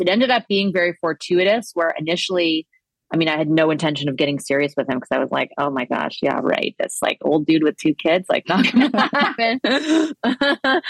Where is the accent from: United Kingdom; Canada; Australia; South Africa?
Canada; Toronto, Ontario; We grew up in Danforth, the queen of the Danforth in Toronto